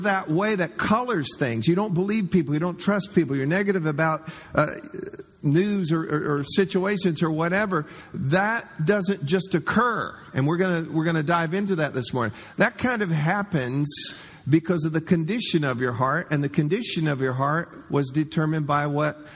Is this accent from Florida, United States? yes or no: yes; Florida, United States; growing up in Florida